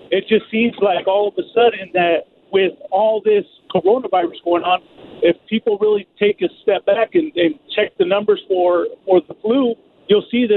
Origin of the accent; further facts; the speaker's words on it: Northern California, United States; also born or lived in Santa Cruz County; now in Southern California, United States; Now I'm down here in Southern California, but I'm from Northern California.